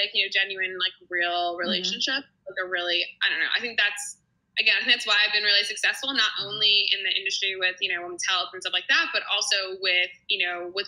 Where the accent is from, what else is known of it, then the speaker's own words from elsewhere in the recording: New Jersey, United States; also born or lived in New York City; I'm actually from New Jersey, the small town I'm living right next to now